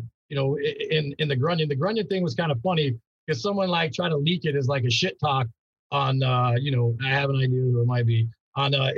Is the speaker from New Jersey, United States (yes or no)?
no; Long Beach, California, United States; I'm from Long Beach. So born and raised here, you know, lived here my whole life